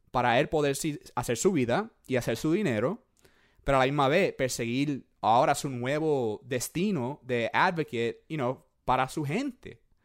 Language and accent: Spanish; Puerto Rico; moved away; yo soy boricua